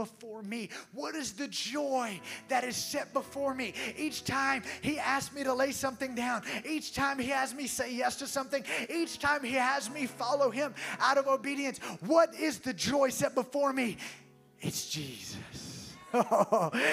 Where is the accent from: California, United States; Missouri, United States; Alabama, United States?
Alabama, United States; I was from Alabama where football's what you do.